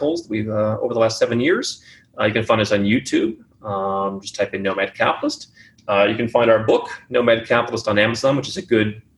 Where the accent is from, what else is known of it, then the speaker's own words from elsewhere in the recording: United States; moved away as an adult; I never really liked living in the U.S. I never really felt comfortable being an American